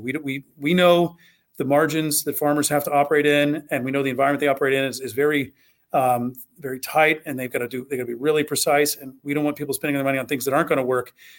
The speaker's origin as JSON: {"language": "English", "region": "Southwest Ohio", "country": "United States", "tie": "born or raised there", "also_born_or_lived": "Kentucky", "said": "I grew up in Southwest Ohio."}